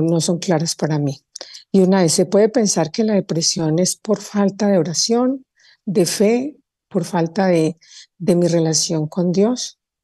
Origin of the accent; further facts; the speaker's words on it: Colombia; yo estoy en Ciudad de México de visita, pero soy colombiana